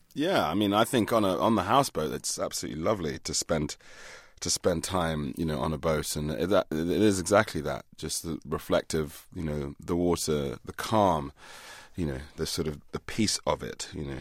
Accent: England, United Kingdom; growing up in England in the eighties

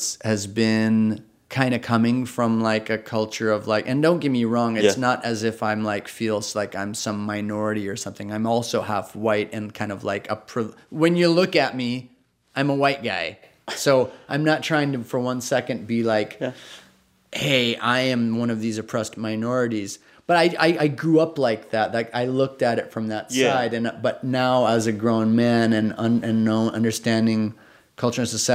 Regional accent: Socorro, New Mexico, United States; moved away; I grew up in Socorro, New Mexico, which is a pretty small town of like 10,000 people.

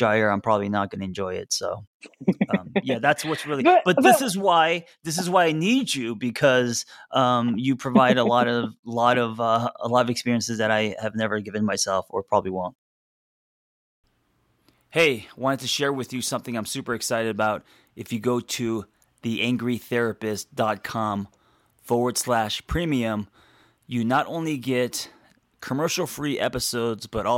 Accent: Los Angeles, California, United States; I grew up in Los Angeles in the city, and I was never exposed to nature

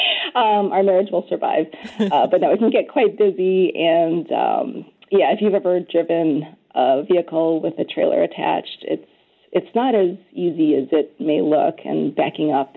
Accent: Chicago suburbs, Illinois, United States; now in Minnesota, United States; I grew up in the Chicago suburbs

